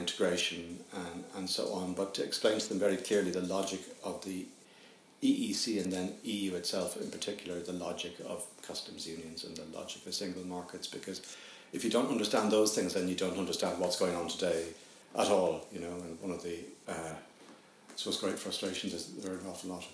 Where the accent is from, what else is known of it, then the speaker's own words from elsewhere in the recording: Ireland; as an Irishman, because we're a small country